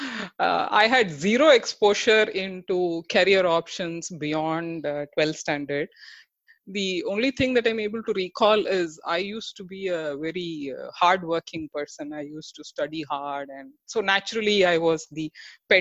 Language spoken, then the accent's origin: English; Tiruchirappalli, Tamil Nadu, India; I hail from Tiruchi, and I had the luck or God's grace to study in the engineering institution